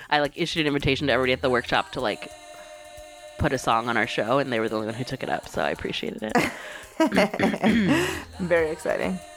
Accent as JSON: {"language": "English", "town": "Tucson", "region": "Arizona", "country": "United States", "said": "I'm from Tucson."}